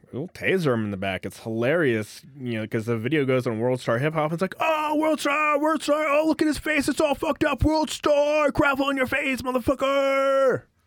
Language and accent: English; California, United States; moved away; I grew up in California